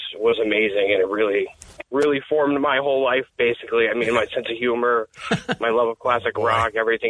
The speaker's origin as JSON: {"language": "English", "country": "United States", "tie": "born or raised there", "said": "I grew up here in the Valley listening to Tim and Mark like my whole childhood."}